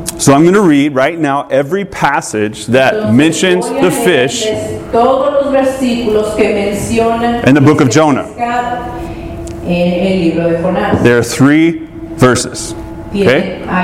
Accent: Georgia, United States; I grew up in Georgia

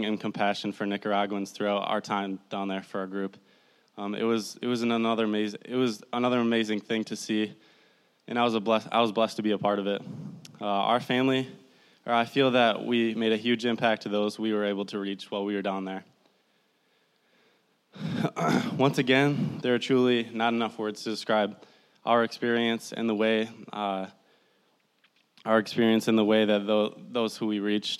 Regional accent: Midland, Michigan, United States; I'm from Midland, Michigan, right down the road. I went to Bullet Creek High School.

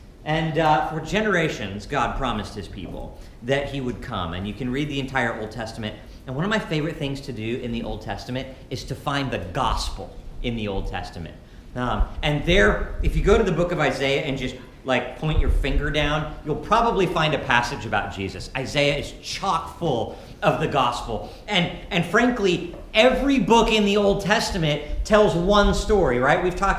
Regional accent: Montana, United States; now in Ketchikan, United States; And I grew up in Montana, where there was just feet of snow every year at Christmas.

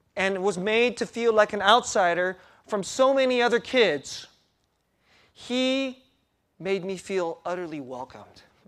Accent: United States; first language Korean; English is a second language; also born or lived in Korea; I was five years old when our family immigrated to the U S, and that was nineteen seventy-six

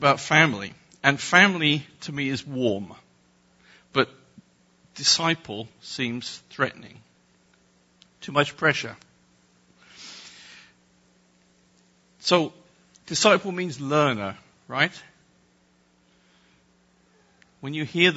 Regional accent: England, United Kingdom; I'm English

